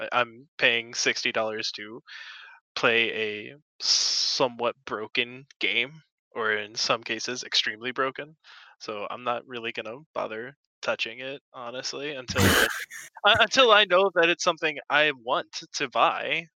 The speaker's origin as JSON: {"language": "English", "region": "Louisiana", "country": "United States", "said": "I am actually from Louisiana"}